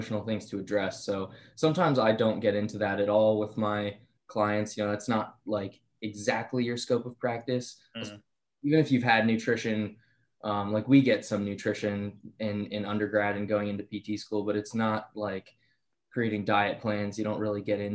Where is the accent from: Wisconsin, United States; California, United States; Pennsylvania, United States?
Pennsylvania, United States; Bucks County; Bucks County, Pennsylvania.